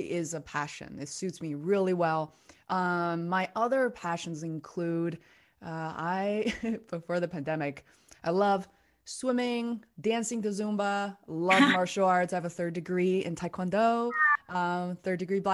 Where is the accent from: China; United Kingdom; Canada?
China; Beijing; English is a second language; moved away as an adult; now in United States; I was raised in Beijing, China. I came here when I was 17